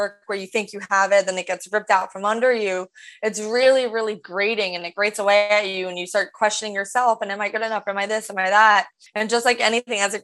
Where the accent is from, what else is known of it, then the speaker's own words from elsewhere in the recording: Rumson, New Jersey, United States; moved away as an adult; also born or lived in Greenwich, Connecticut / Lima, Peru / Los Angeles; growing up in New Jersey, my mom would take me to auditions